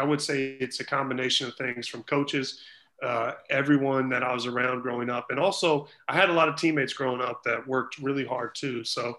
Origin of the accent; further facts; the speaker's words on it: Missouri, United States; at the time, University of Missouri, my home, you know, my home state university, they were in a little bit of trouble